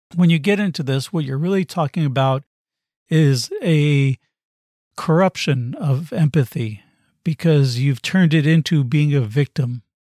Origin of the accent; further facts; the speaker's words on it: United States; I come from the United States